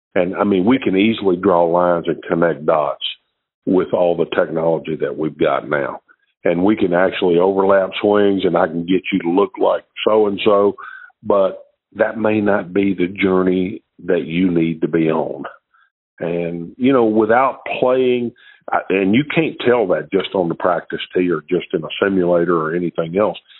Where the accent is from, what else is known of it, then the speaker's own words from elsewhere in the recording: Shreveport, Louisiana, United States; I was from Shreveport, Louisiana